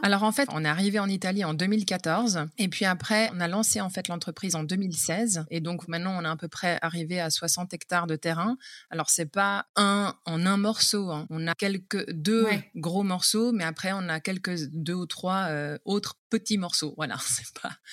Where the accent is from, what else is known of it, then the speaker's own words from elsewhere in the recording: Geneva, Switzerland; moved away as an adult; also born or lived in Vaud, Switzerland; now in Marche, Italy; je viens de la Suisse